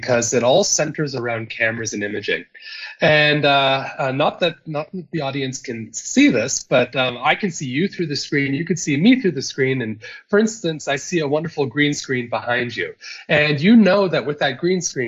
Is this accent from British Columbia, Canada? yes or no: no; close to Toronto, Ontario, Canada; moved away as an adult; now in South Africa; I'm originally from Canada. I come from Ontario, so close to Toronto